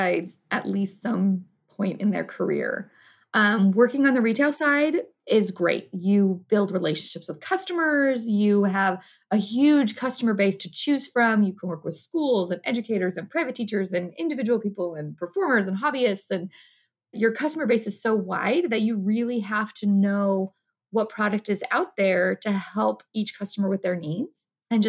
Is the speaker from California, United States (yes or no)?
yes; California, United States; moved away; all of his stores are around my hometown where I grew up in California.